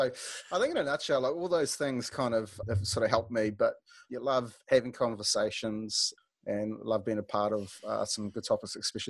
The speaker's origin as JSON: {"language": "English", "region": "Wellington", "country": "New Zealand", "tie": "born or raised there", "also_born_or_lived": "Tauranga, New Zealand", "said": "Karori, just down the road. Not too far. Grew up in Karori. Mum, dad's the old man's from Taranaki originally. Mum's parents are Irish, but she grew up in Jable. I went to St. Teresa's in Karori and then had a stint in Tauranga"}